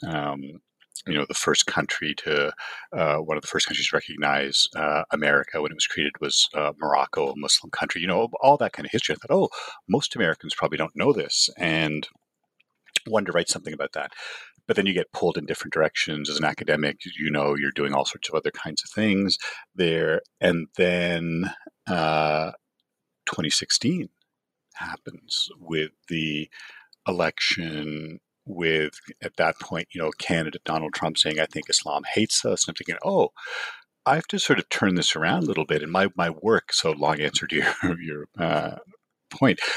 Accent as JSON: {"language": "English", "country": "Canada", "tie": "born or raised there", "also_born_or_lived": "Toronto", "moved": "as an adult", "lives_now": "Los Angeles, United States", "said": "I grew up in Canada"}